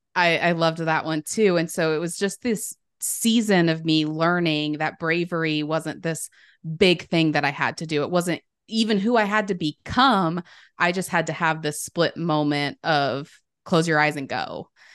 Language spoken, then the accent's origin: English; Sandy, United States; also born or lived in Los Angeles; when I moved back home